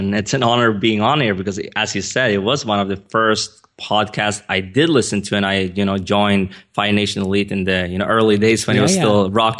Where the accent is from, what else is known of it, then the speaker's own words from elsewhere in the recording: Sweden; English is a second language; I mean, as you can hear, I'm not a native English speaker. I was born and raised in Sweden. My dad is Iranian. My mom is Swedish.